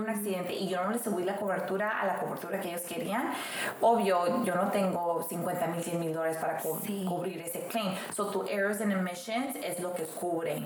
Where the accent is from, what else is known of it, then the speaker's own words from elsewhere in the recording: Mexico; now in United States; una, una mujer que nació en un rancho, viene así, nací en México, Dios me quiso a la oportunidad de venirme a Estados Unidos a luchar